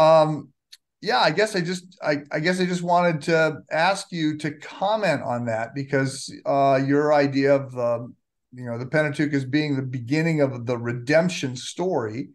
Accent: United States; as an American

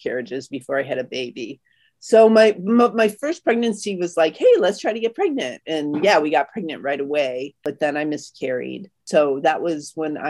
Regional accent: Chicago, Illinois, United States; I'm from Chicago, Illinois

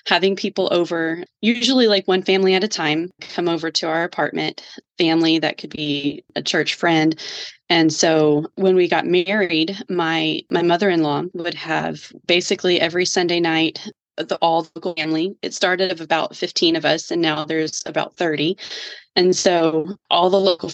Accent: Georgia, United States; moved away as an adult; now in Texas, United States; I grew up in Georgia and migrated to Texas when he and I got married

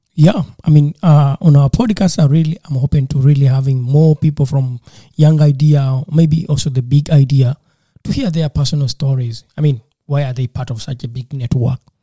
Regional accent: Uganda; I was from Uganda

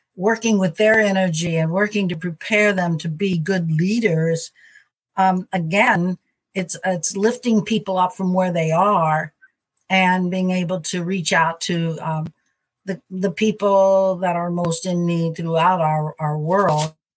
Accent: Missouri, United States; I'm from Missouri, and I'm uh, in Missouri right now in St. Louis, and that's where I've mostly spent my life and my mission

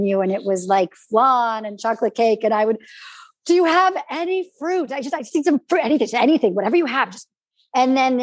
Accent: California, United States; also born or lived in Austria; we're from California.

